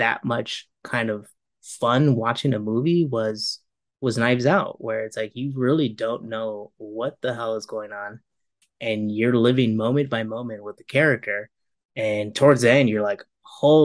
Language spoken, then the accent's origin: English; California, United States; moved away; also born or lived in San Francisco; We're originally from California